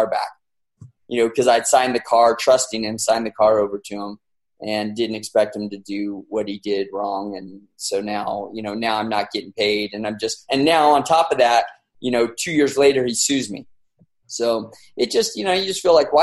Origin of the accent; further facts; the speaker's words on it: San Bernardino, California, United States; I'm a dude from San Bernardino who was a police officer